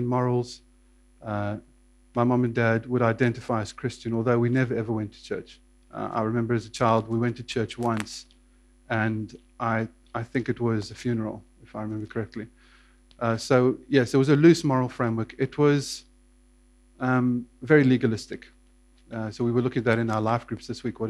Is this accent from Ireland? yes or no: no; South Africa; also born or lived in Johannesburg, South Africa; I was born in Johannesburg, but grew up on a farm southwest of Johannesburg, about 100 miles south-southwest